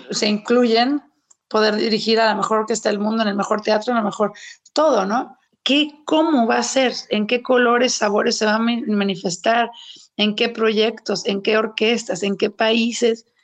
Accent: Mexico; soy mexicana

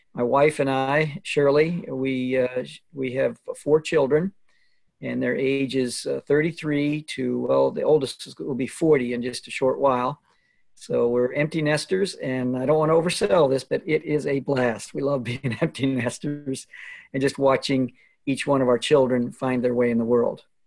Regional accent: Alberta, Canada; moved away; I grew up in Alberta, Canada

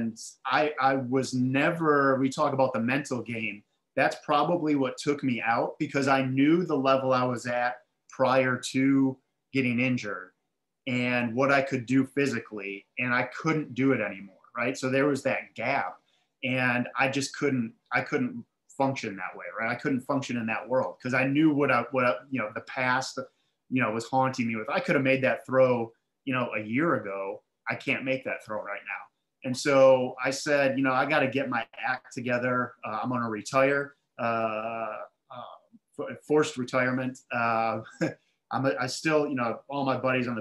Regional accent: Milwaukee, Wisconsin, United States; now in Charlotte, United States; So I grew up in Milwaukee. I live in Charlotte, North Carolina right now, but Milwaukee, Wisconsin

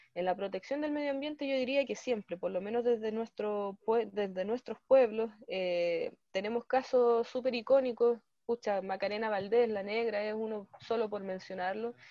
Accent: Chile; como pueblos indígenas, como pueblos excluidos, como pueblos chilenos que también hemos sido empobrecidos

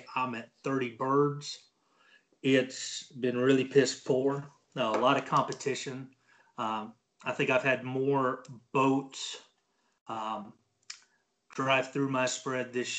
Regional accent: Texas, United States; born and raised in Texas

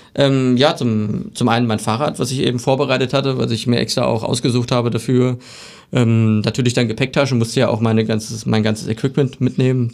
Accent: Barchfeld, Thuringia, Germany; ich komme aus Barchfeld, das ist in der Nähe von Bad Salzung

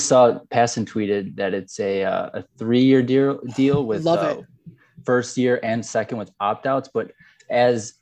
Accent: Wisconsin, United States; also born or lived in Chicago, United States; now in Dallas, United States; I'm from Wisconsin

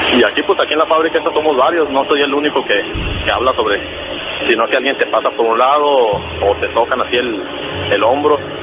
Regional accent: Michoacán, Mexico; now in Tijuana, Mexico; yo soy originalmente de Michoacán.

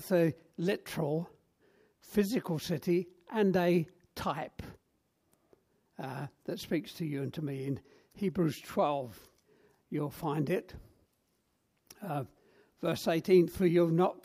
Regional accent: London, United Kingdom; moved away as an adult; also born or lived in Black Country, West Midlands; I grew up in South London, and North London was foreign parts

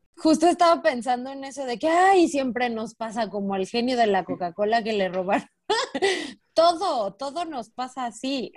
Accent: Mexico; also born or lived in Spain; yo soy de los de Sinaloa para abajo

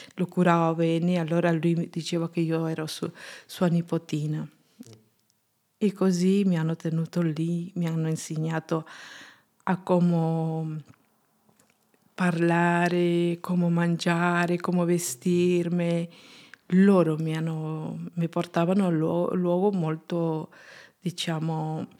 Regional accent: Junín, Peru; Italian is a second language; moved away as an adult; now in Italy; Sono peruviana, sono nata il 25 dicembre 1979 in Junín, Perù

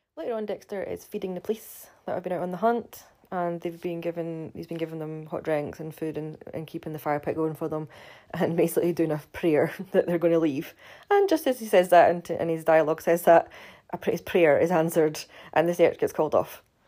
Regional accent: Scotland, United Kingdom; I do have, still have my funny accent, funnily enough, 'cause I'm from Scotland

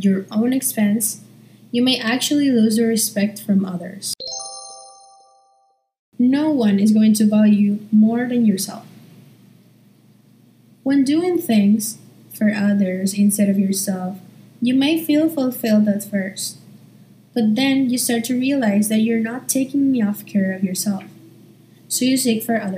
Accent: Paraguay; I'm from Paraguay, and I'm a junior at Nihongaku School

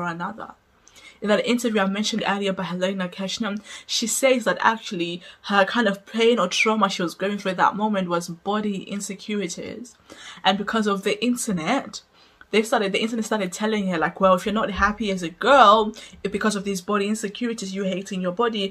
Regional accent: Zimbabwe; I grew up in Zimbabwe

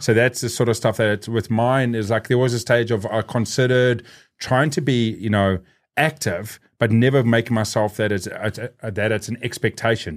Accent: South Africa; growing up in South Africa

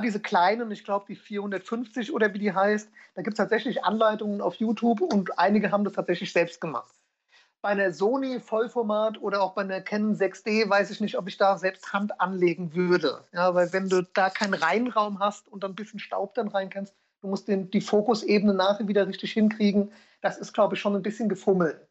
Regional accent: Ingelheim, Rhineland-Palatinate, Germany; komme aus Ingelheim, das ist in der Nähe von Mainz, ähm, schön Rheinland-Pfalz.

